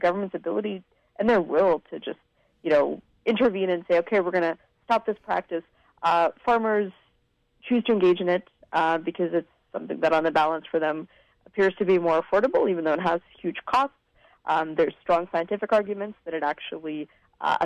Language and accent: English; Vancouver, British Columbia, Canada; I was born in Vancouver to a family that had immigrated from Eastern Europe